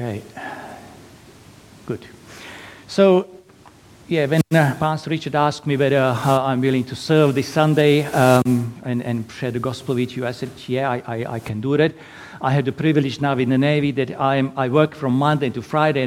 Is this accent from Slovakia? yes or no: yes; Slovakia; English is a second language; moved away as an adult; now in Perth, Australia; originally from tiny little country in Eastern Europe, Slovakia. So that's why my lovely accent.